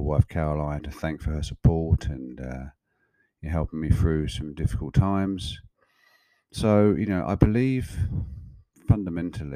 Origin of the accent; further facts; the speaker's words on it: Kent, South East England, United Kingdom; moved away as an adult; now in Australia; I'm recording this episode in a place called Birchington in Kent in England, which is about 15 kilometers from the town I grew up in England and lived in and around for the first 30 odd years of my life before moving to Australia in 2004.